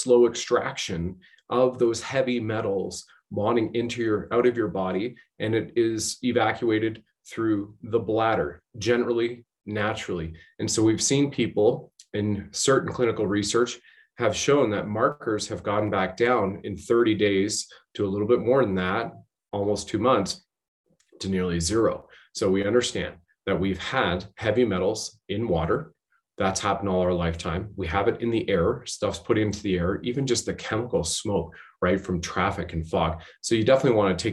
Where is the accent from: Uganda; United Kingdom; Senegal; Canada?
Canada; also born or lived in Ontario; I was serving my country as a Canadian infantry soldier